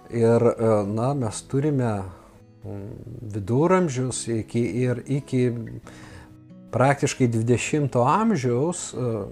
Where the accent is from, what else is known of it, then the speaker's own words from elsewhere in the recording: Lithuania; mes, lietuviai